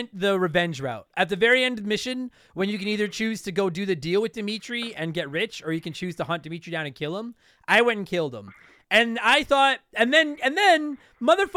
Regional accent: Canada; We're both Canadian

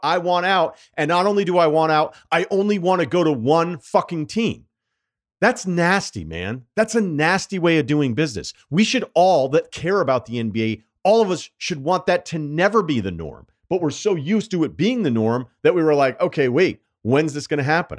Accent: Massachusetts, United States; I'm from Massachusetts

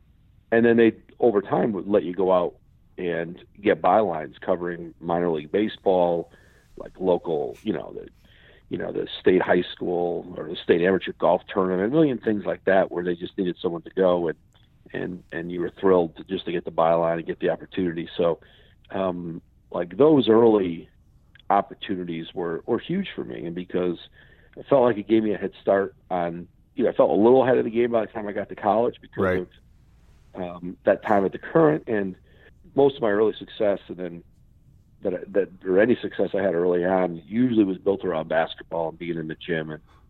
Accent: Connecticut, United States; I grew up in Connecticut

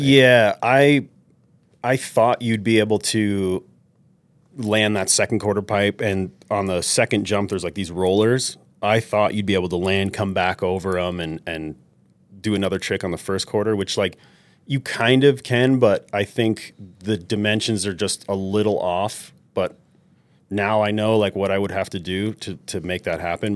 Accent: New York City, New York, United States; moved away; I grew up in New York City

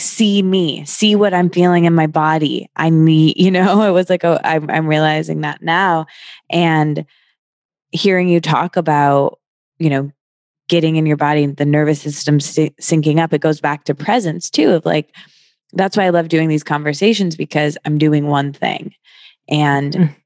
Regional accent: Midwest, United States; I'm from the Midwest

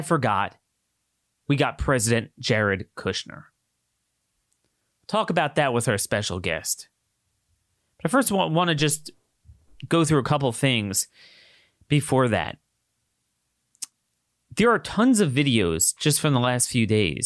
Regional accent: Maryland, United States; my home state, Ocean City, Maryland

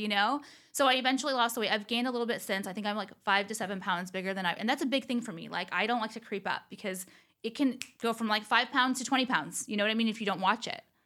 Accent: Orange County, California, United States; also born or lived in Los Angeles; I never thought in a million years I'd move back to Orange County.

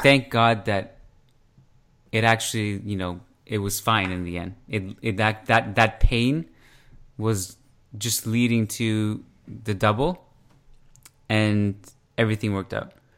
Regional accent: Canada; now I'm Canadian

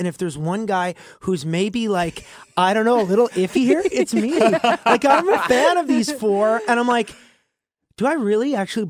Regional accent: Alberta, Canada; this Alberta boy

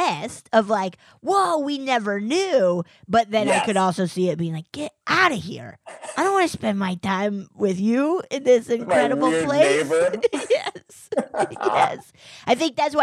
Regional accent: Colorado, United States; I grew up in Colorado

